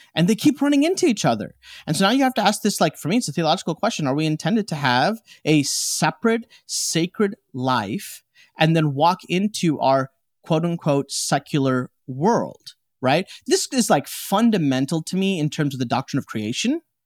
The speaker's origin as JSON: {"language": "English", "town": "Chicago", "region": "Illinois", "country": "United States", "tie": "born or raised there", "also_born_or_lived": "India", "said": "I'm from Chicago, like, I was born and raised in Chicago"}